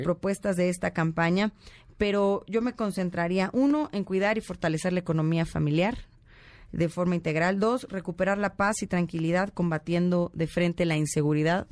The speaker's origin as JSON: {"language": "Spanish", "region": "State of Mexico", "country": "Mexico", "said": "soy más mexiquense que priista"}